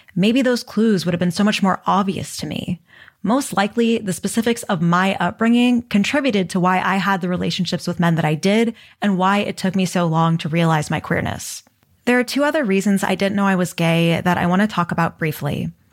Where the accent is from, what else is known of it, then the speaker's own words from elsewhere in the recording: Texas, United States; growing up in Texas